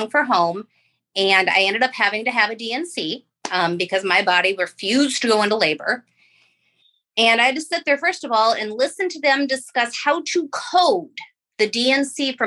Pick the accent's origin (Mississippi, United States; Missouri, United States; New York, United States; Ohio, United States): Ohio, United States; now in Florida, United States; Live in Florida, and I'm from Ohio